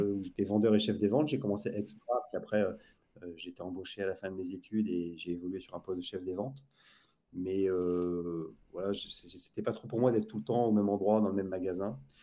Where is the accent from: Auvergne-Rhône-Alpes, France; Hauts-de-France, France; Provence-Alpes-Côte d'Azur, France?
Hauts-de-France, France; Lille; also born or lived in Saint-Maur, Val-de-Marne; now in Saint-Maur-des-Fossés, France; je suis originaire de Lille